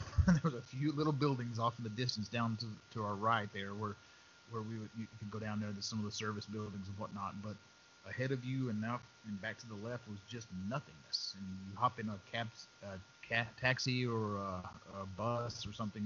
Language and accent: English; West Texas, United States; I grew up in West Texas. I've seen my share of sand